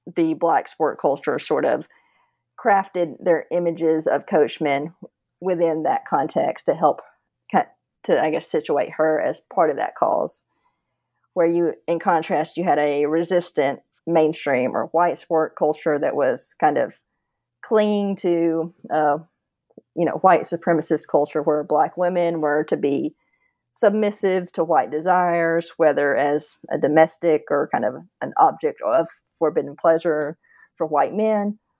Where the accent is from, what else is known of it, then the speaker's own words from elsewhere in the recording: Northeast Georgia, United States; moved away; also born or lived in Sewanee, Tennessee / Coral Gables, Florida / Tennessee; I grew up in Northeast Georgia